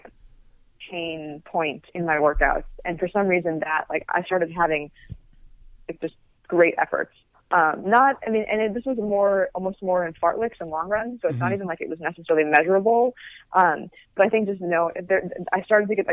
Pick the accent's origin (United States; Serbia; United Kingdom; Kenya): United States; California; I'm from California